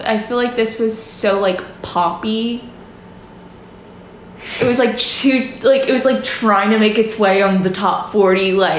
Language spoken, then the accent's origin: English; Lafayette, Louisiana, United States; now in Baton Rouge, United States; I'm from Lafayette